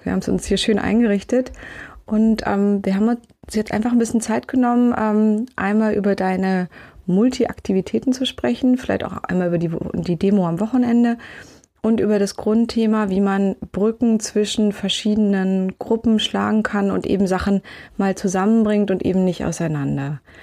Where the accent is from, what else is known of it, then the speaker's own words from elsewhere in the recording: Berlin, Germany; ich bin in Grunewald groß geworden, direkt am, am S-Bahnhof